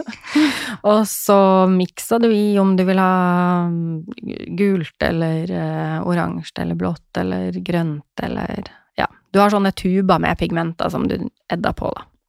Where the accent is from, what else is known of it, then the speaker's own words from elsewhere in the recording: Northern Norway, Norway; som nordlending så tålte nå jeg det